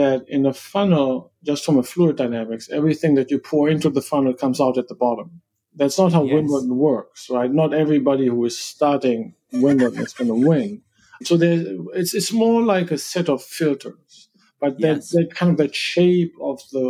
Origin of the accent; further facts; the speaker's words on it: Germany; me as a German